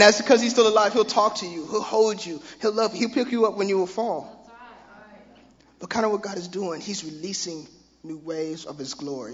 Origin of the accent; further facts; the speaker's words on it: Tulsa, Oklahoma, United States; growing up in Tulsa, Oklahoma, I had plenty of religion